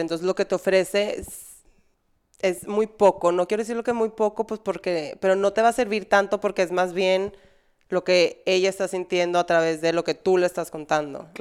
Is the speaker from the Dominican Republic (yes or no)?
no; Monterrey, Nuevo León, Mexico; moved away; also born or lived in Spain; en Monterrey, al menos en la sociedad que yo crecí, era muy cerrada